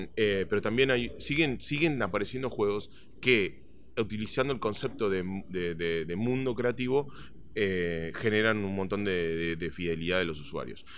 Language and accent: Spanish; Buenos Aires, Argentina; moved away; yo soy originalmente de Argentina, eh, nací en Buenos Aires y desde muy chico ah, tenía una pasión por los videojuegos